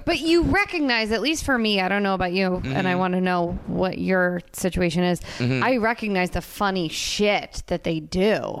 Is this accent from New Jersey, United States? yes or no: yes; New Jersey, United States; You're where you're from. So my jersey is New Jersey.